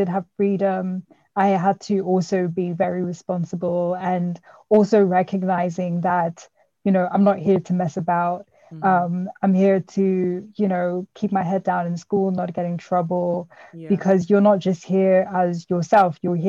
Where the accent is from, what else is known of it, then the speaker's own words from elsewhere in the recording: South Africa; now in United Kingdom; I mean, yeah, we're all from South Africa.